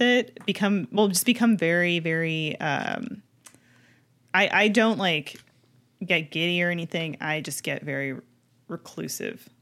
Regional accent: Canada; a kid growing up in Canada

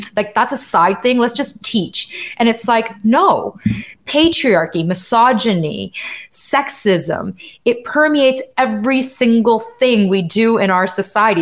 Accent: Canada; I'm Canadian and I live in Canada

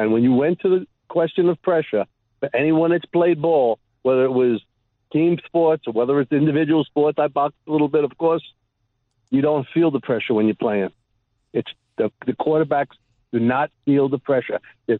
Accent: New York, United States; now in Shenandoah Valley, United States; I'm a transplant from the New York, New Jersey metropolitan area down to this beautiful Shenandoah Valley where I picked up this nickname.

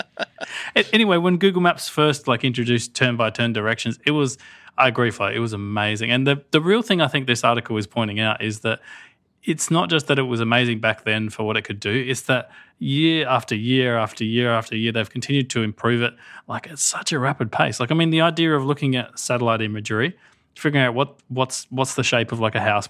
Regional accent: Australia; I'm Australian

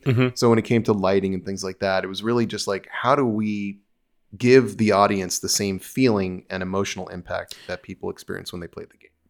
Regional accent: New York, United States; born or raised there; moved away as an adult; also born or lived in New Jersey, United States; now in Los Angeles, United States

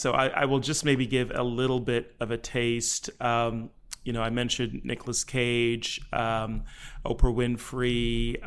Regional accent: London, United Kingdom; born there; I was born in England, in London, England, in the Wembley neighborhood. If you know Wembley Stadium in the UK, I was born almost in the shadow of Wembley Stadium.

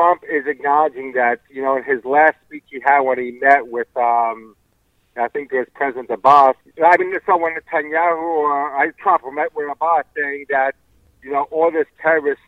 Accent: New York, United States; Born and bred in New York, Queens, New York

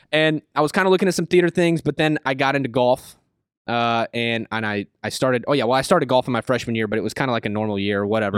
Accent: Tonganoxie, Kansas, United States; Kansas is where I say I'm from. I lived there for, like, seven, eight years. I mean, I, I, I moved there when I was, when I was in middle school, so I pretty much just say I'm from Kansas

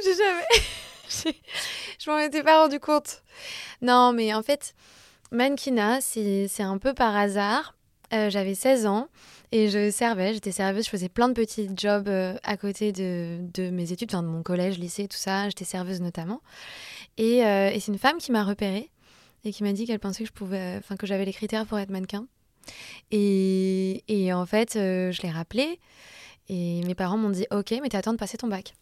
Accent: Clichy, Île-de-France, France; J'ai grandi à Clichy

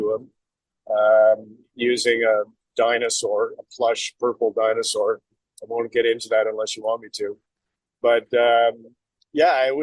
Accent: Alberta, Canada; I am from Alberta

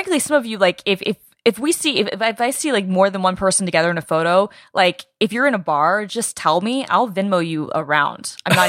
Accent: Atlanta, Georgia, United States; I'm from Atlanta.

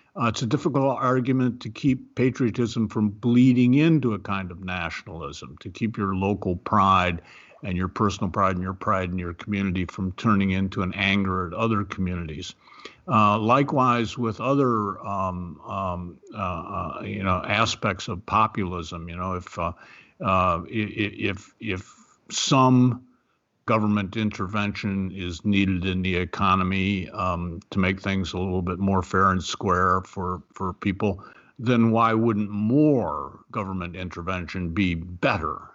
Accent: Ohio, United States; moved away; I'm from Ohio. I believe in Ohio. I am an Ohioan in my heart. It's been many years since I've lived there

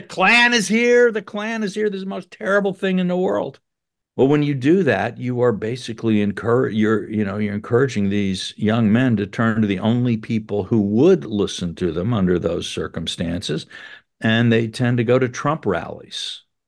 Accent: South Carolina, United States; I'm from South Carolina, and so I grew up with a lot of people who said slavery had nothing to do with the war

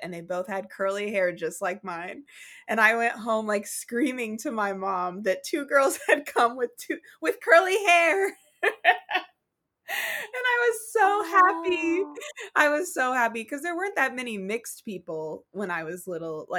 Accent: Oklahoma, United States; I grew up in Oklahoma

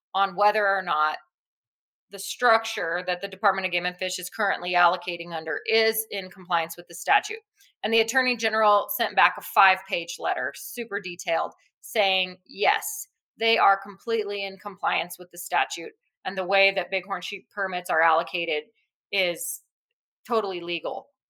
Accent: New Mexico, United States; I'm born and raised in New Mexico and I'm sure I'll be here my whole life

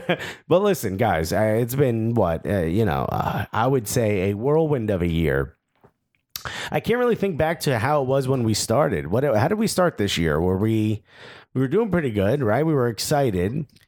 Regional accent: United States; And I think now what we've realized is that we're American soccer fans talking about soccer from an American perspective.

